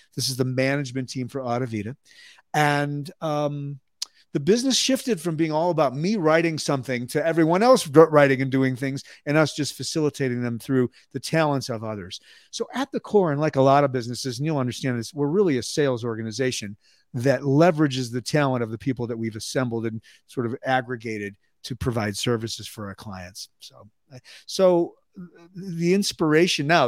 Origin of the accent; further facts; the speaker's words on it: Skokie, Illinois, United States; moved away as an adult; also born or lived in Chicago, Illinois / Dallas, Texas; now in Albuquerque, United States; Chicago, Illinois, north side. I, uh, grew up in suburban Skokie